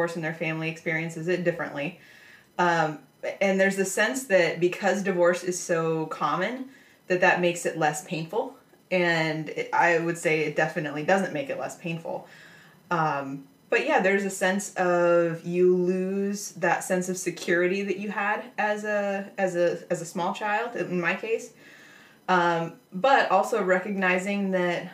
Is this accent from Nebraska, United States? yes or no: yes; Nebraska, United States; I grew up in Nebraska